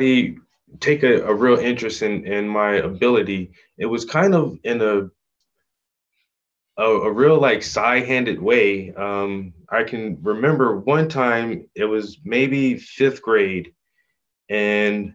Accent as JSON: {"language": "English", "region": "South Carolina", "country": "United States", "tie": "born or raised there", "also_born_or_lived": "Atlanta, Georgia / Philadelphia, Pennsylvania", "said": "we moved back to South Carolina. And that's where I did like the majority and the bulk of my growing up. So I tell everyone that I'm from South Carolina"}